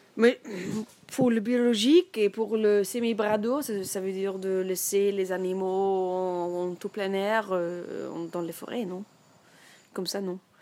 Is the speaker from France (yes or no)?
no; north-central Germany, Germany; French is a second language; moved away as an adult; J'arrive de, centre nord de l'Allemagne